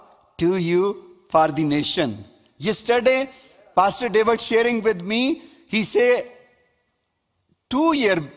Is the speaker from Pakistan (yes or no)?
yes; Pakistan; I am Pakistani guy